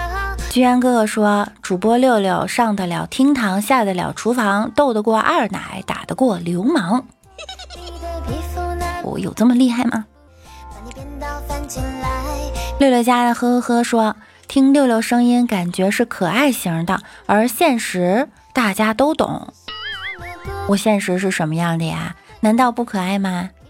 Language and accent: Chinese; Northeast China, China; 我就是东北的，我们那儿的老爷们上火车特爱带啤酒、鸡爪子、熟食之类的